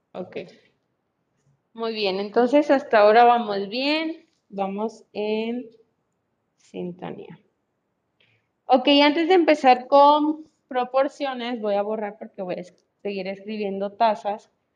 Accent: Colombia; now in Mexico; yo soy de Colombia

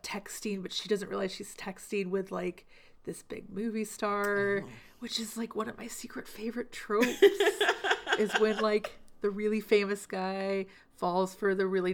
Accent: Memphis, Tennessee, United States; moved away; I'm from Memphis. That is my hometown.

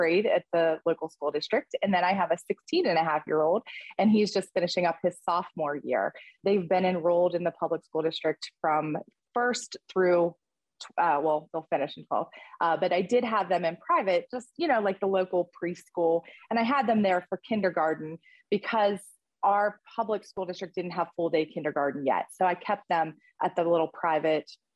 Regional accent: Pittsburgh, Pennsylvania, United States; born or raised there; moved away as an adult; also born or lived in Kentucky

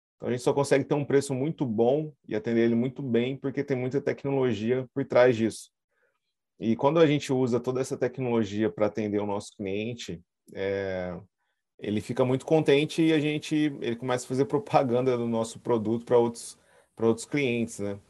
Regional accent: Brazil; a gente, como brasileiro

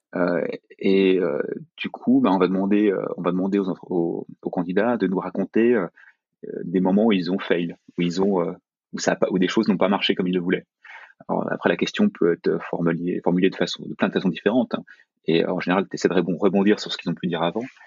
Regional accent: France; quand on est français, quand on est européen

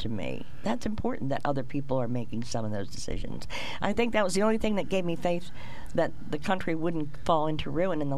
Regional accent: United States; I'm an American

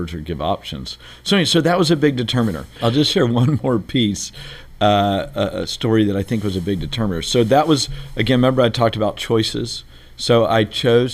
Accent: Beaumont, Texas, United States; I grew up in Texas, a place called Beaumont, Texas, which is kind of where all the oil refineries are down near Houston

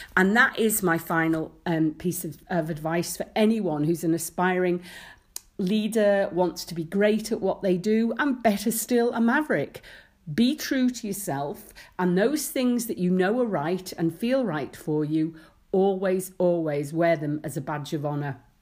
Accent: Isle of Man; I'd worked in shops in the summer growing up in the Isle of Man

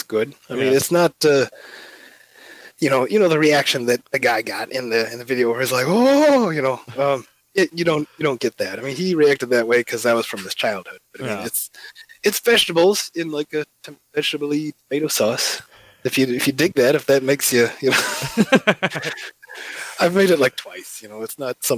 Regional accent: Illinois, United States; moved away as an adult; also born or lived in Davenport, Iowa; now in Savannah, United States; I grew up in Illinois, so when I moved down south here

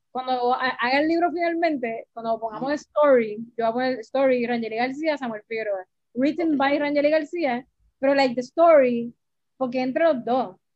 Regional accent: Puerto Rico; yo me crié en Río

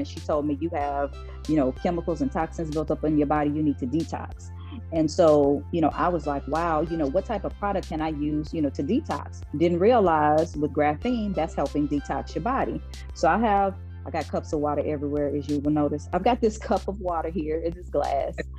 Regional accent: Oklahoma, United States; I'm from Oklahoma, born and raised.

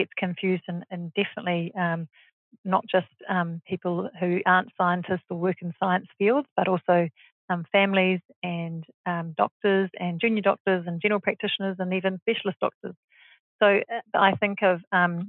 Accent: New Zealand; moved away as an adult; also born or lived in Australia / Singapore; I grew up in New Zealand

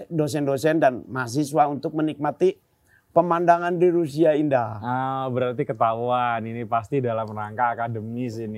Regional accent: Bandung, West Java, Indonesia; Pas di saya kembali ke tem, ke tempat tinggalku, mikir aku aku jadi rindu Ciwastra ya Bandung hmm. daerahku.

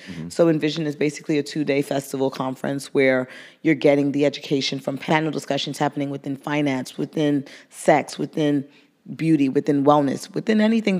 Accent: New York City, New York, United States; growing up in Brooklyn, being that brown girl from Brooklyn, that was a rarity, right?

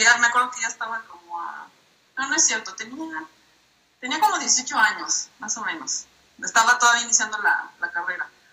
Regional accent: Minatitlán, Veracruz, Mexico; now in Puebla, Mexico; yo originalmente soy de Minatitlán, Veracruz, o sea, vengo del caluroso sur del país, pero actualmente vivo en la ciudad de Puebla

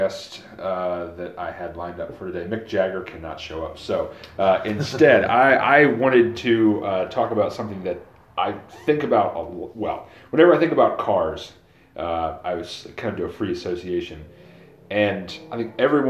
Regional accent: the South, United States; I'm a Southerner, you know, that's where I've been my whole life

